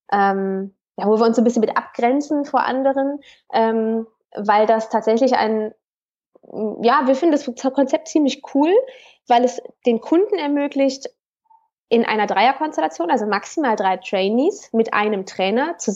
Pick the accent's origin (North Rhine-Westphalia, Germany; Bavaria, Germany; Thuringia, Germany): North Rhine-Westphalia, Germany; Cologne; ich komme aus Köln.